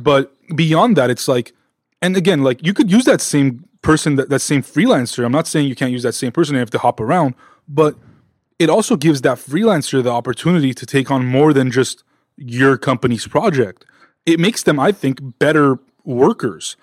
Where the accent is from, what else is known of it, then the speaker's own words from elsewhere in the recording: Los Angeles, California, United States; we're both from Southern California, L A specifically